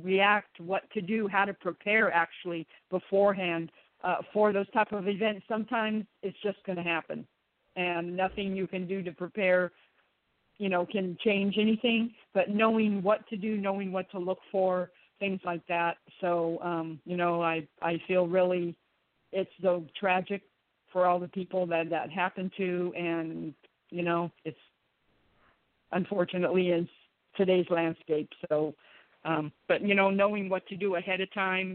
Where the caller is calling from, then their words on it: Apex, North Carolina, United States; I'm calling from Apex, North Carolina.